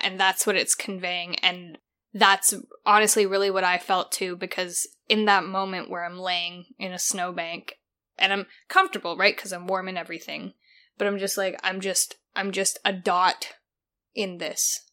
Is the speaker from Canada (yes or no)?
yes; Canada; now in Australia; being Canadian and coming to Australia